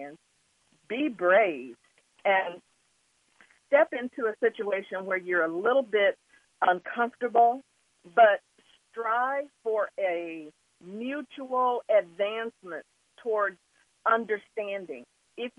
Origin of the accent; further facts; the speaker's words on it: Wichita, Kansas, United States; also born or lived in Oklahoma; I was at that age, 3 years old and growing up in Wichita